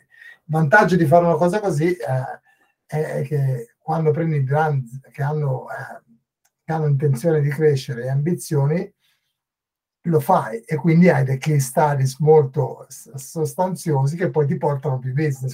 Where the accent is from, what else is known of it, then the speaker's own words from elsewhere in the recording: northern Italy, Italy; moved away as an adult; also born or lived in England / Dublin, Ireland; now in Dún Laoghaire, Ireland; sono chiaramente italiano, sono um, del, del, nord Italia e ho lasciato il nord Italia quando avevo 25 anni